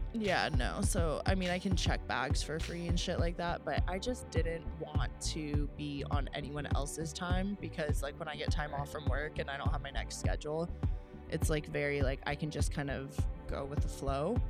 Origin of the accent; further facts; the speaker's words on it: La Honda, California, United States; now in San Diego, United States; coming like to my hometown